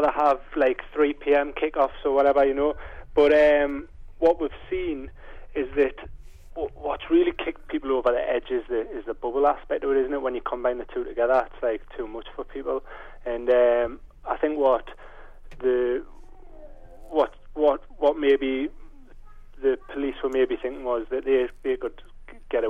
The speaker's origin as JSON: {"language": "English", "town": "Gateshead", "region": "North East England", "country": "United Kingdom", "said": "as you guess from my accent, I'm not from Sunderland, I'm from Gateshead"}